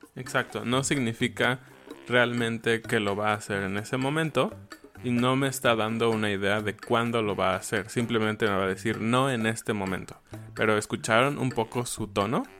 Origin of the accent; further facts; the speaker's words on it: Mexico; yo, siendo mexicano